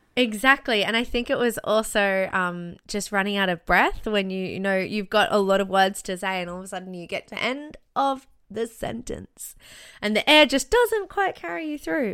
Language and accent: English; Brisbane, Queensland, Australia; also born or lived in Sydney; I went back to Brisbane, which is my hometown, which is where my parents live